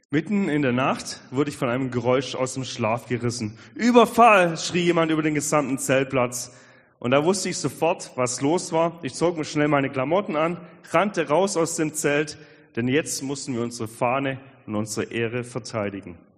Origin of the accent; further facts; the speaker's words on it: Albstadt, Baden-Württemberg, Germany; ich bin aufgewachsen am Fuße der schönen Schwäbischen Alb, nämlich in Albstadt